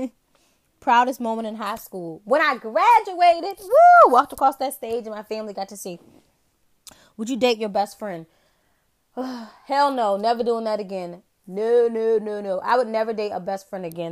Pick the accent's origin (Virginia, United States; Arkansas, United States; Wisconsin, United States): Virginia, United States; I'm from a small town in the state of Virginia.